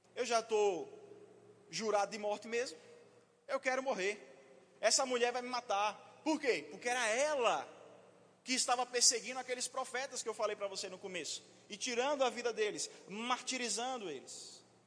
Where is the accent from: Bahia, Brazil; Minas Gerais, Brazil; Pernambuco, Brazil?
Pernambuco, Brazil; Vitória de Santo Antão; Sou de Vitória de Santo Antão, pernambucano.